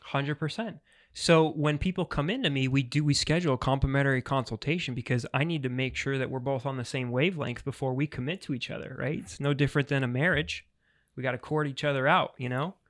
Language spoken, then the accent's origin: English; New York, United States; moved away as an adult; now in Florida, United States; I'm originally from New York, but Florida's been home for six years